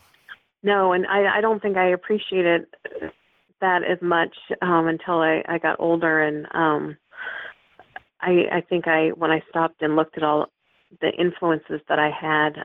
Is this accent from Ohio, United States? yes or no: no; Vancouver, Washington, United States; also born or lived in Seattle, Washington; I was born in Seattle, Washington, but I've pretty much lived in Vancouver all my life